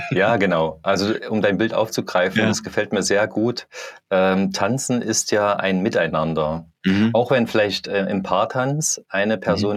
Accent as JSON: {"language": "German", "town": "Leipzig", "region": "Saxony", "country": "Germany", "said": "ich bin aus Leipzig"}